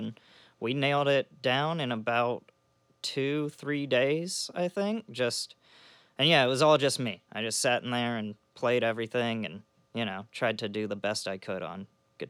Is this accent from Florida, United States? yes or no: yes; Florida, United States; Panhandle, Florida.